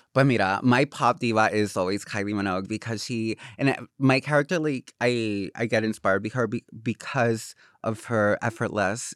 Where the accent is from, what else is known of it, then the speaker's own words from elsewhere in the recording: Corozal, Puerto Rico; English is a second language; moved away as an adult; now in Los Angeles, United States; I grew up in Corozal, which is a, a con, um, pueblito in, um, the middle of the mountains